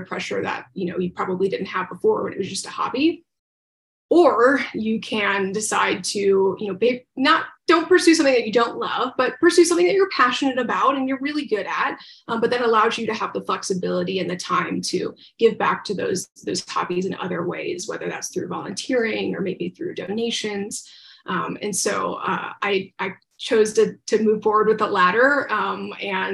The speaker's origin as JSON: {"language": "English", "region": "Central Florida", "country": "United States", "tie": "born or raised there", "also_born_or_lived": "Tampa Bay, Florida", "said": "I grew up in Central Florida"}